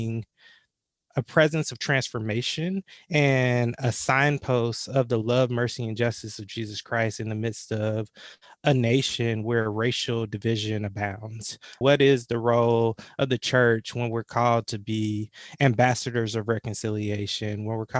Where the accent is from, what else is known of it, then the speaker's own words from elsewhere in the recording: Atlanta, Georgia, United States; I'm from the Metro Atlanta area. Grew up in the shadows of Dr. King